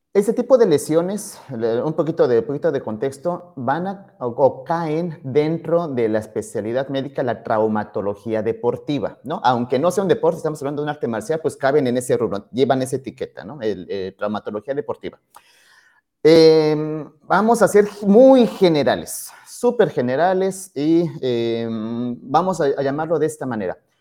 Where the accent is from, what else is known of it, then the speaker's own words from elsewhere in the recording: Pachuca, Hidalgo, Mexico; en Hidalgo, allá en Pachuca, de donde, de donde soy, originario, no habían escuelas de karate